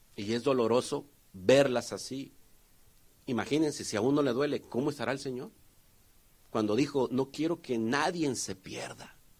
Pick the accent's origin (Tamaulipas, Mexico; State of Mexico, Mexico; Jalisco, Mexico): Jalisco, Mexico; Tonalá; yo de donde vengo, hay un, hay un, que se puede decir un municipio, que se llama Tonalá o una ciudad cerca de Guadalajara